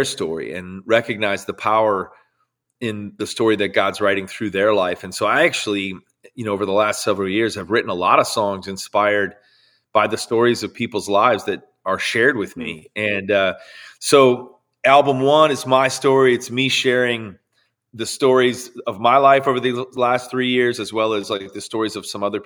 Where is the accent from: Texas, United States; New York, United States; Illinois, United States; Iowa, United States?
Illinois, United States; Chicago suburbs; pastors of a church for 38 years in the Chicago suburbs. And so I grew up in and around church my whole life